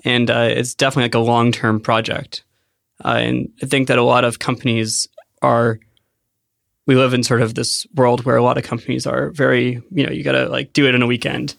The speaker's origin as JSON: {"language": "English", "town": "Penngrove", "region": "California", "country": "United States", "tie": "born or raised there", "said": "I grew up in Sonoma County"}